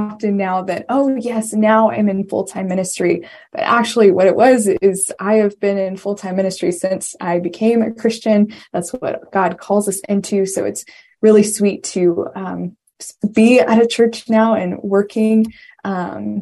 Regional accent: Virginia, United States; also born or lived in Washington, District of Columbia, United States; I am from Virginia

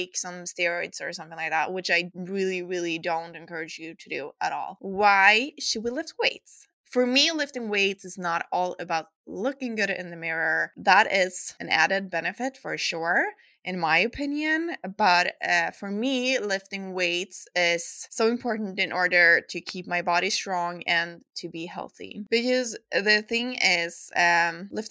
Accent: Sweden; accent: Swedish; English is a second language

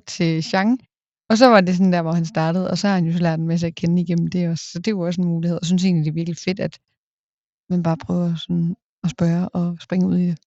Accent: a small town outside Aalborg, North Denmark Region, Denmark; virkelig følt opvokset i en mm. lille by udenfor

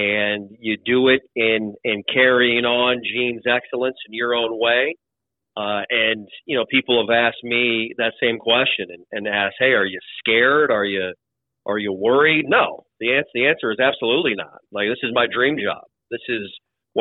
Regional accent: Mitchell, South Dakota, United States; also born or lived in Lincoln, Nebraska / Morgantown, West Virginia / Fargo, North Dakota; now in Tallahassee, United States; I grew up in Mitchell, South Dakota

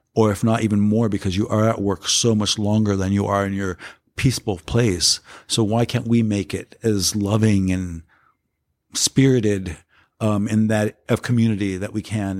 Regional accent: Los Angeles, California, United States; also born or lived in San Francisco; I come from South Cent-, South Central Los Angeles in a ghetto environment.

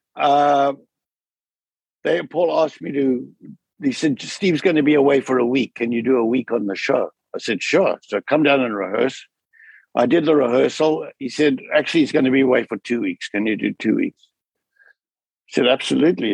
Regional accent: South Africa; moved away; growing up in South Africa

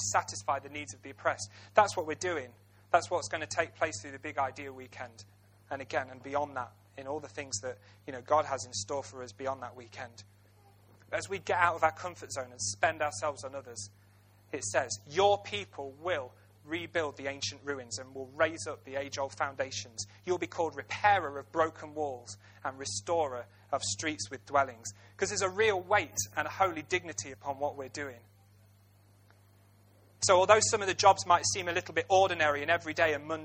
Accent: Ilkeston, East Midlands, United Kingdom; I was born and bred in Ilkeston

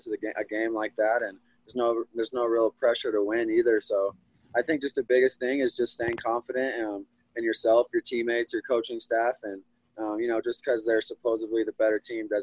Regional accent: Aurora, Colorado, United States; So just been back in my hometown in Aurora

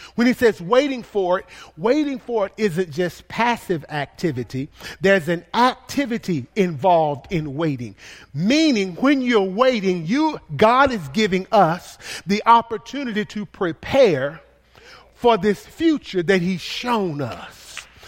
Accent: the South, United States; accent: country; I am from the South

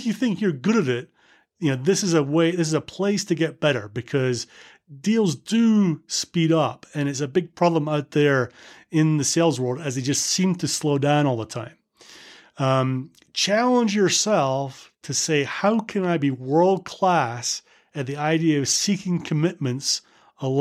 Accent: United Kingdom; as a Brit

